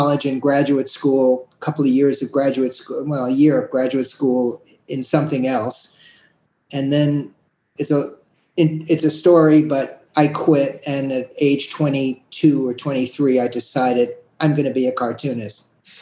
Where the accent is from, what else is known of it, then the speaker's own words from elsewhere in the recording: New York City, New York, United States; I grew up in the Upper West Side of Manhattan